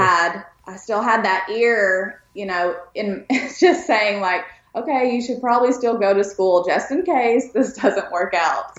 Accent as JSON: {"language": "English", "region": "East Tennessee", "country": "United States", "tie": "born or raised there", "also_born_or_lived": "Pikeville, Kentucky", "said": "I grew up actually in East Tennessee and, you know, born in East Kentucky, but it's, they're really close by to each other."}